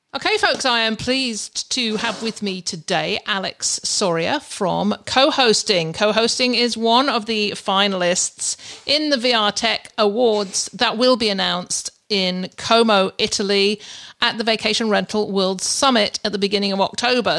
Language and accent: English; United Kingdom; I'm I'm a Brit- I'm British.